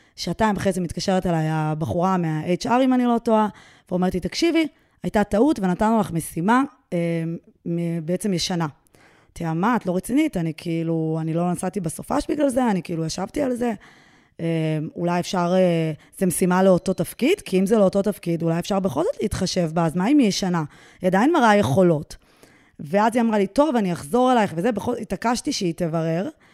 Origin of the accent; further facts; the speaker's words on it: Israel; אני בעצם כותבת באנגלית, אבל אני ישראלית